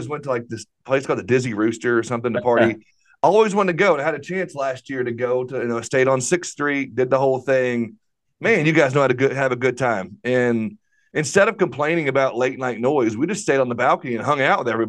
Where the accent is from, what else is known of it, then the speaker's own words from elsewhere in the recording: Arkansas, United States; I'm from Arkansas